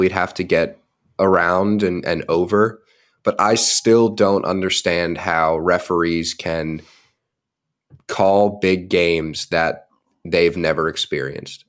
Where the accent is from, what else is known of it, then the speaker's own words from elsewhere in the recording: United States; as an American